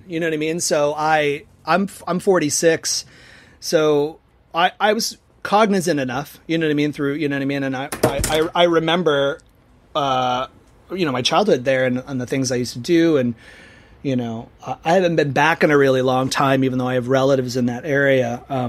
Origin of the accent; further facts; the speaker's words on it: Salem, Massachusetts, United States; moved away; also born or lived in Tampa; I was born and raised in Salem. And I left in, 1989, and we moved to right outside Tampa, Florida.